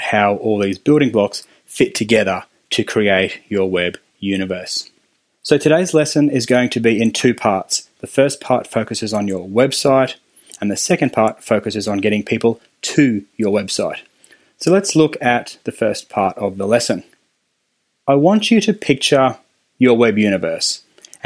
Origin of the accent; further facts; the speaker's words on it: Australia; accent: Australian; my fun Australian accent